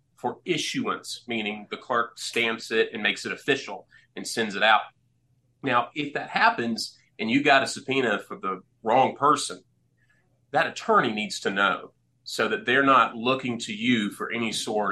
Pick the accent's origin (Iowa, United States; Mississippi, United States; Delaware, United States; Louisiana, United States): Mississippi, United States; Clinton; also born or lived in Texas; I grew up in Clinton. I went to Clinton High School, went to Mississippi College for undergrad